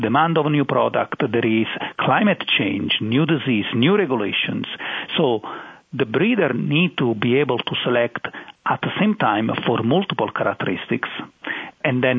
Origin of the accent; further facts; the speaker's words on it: Naples area, Campania, Italy; moved away as an adult; also born or lived in Madison, Wisconsin; now in North Carolina, United States; I'm born and raised in Italy